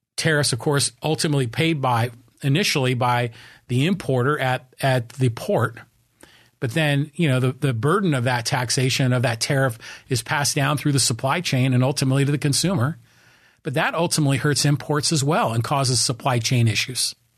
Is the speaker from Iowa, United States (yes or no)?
no; Burlingame, California, United States; also born or lived in San Francisco; now in Poway, United States; born in San Francisco and I was raised in a town called Burlingame, which is, you know, on the San Francisco Peninsula